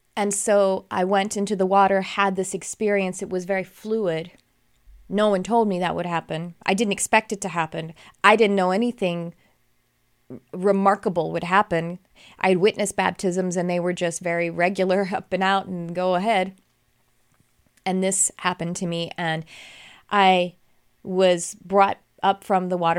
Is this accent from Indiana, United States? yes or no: no; Texas, United States; I grew up in Texas